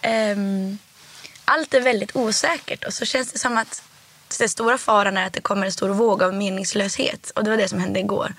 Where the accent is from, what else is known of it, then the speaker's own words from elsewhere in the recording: Härnösand, Västernorrland County, Sweden; also born or lived in Rättvik, Dalarna; now in Stockholm, Sweden; först så växte jag upp i Rättvik. i Dalarna.